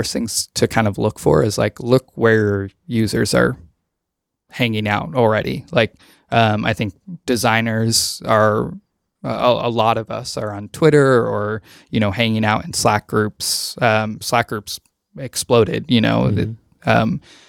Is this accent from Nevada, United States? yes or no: yes; Beatty, Nevada, United States; So I'm from Nevada. I am from a very small town in Nevada, about an hour and 45 minutes northwest of Las Vegas. It's called Beatty, like Warren Beatty